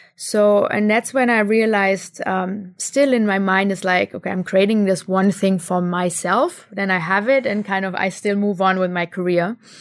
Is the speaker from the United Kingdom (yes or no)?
no; Germany; moved away as an adult; also born or lived in India; growing up in Germany